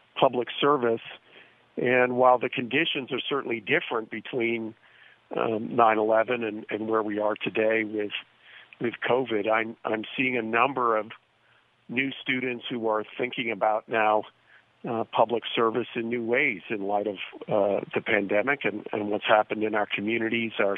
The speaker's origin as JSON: {"language": "English", "region": "New Jersey", "country": "United States", "tie": "born or raised there", "moved": "yes", "lives_now": "Los Angeles County, United States", "said": "I grew up in New Jersey"}